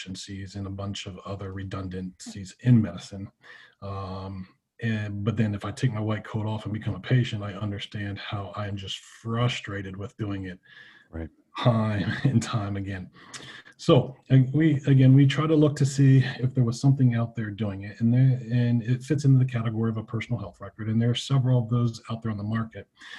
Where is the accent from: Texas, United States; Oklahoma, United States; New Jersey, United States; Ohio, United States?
Ohio, United States; Southeast; moved away as an adult; also born or lived in Pennsylvania; now in Jacksonville, Florida, United States; I came from Southeast Ohio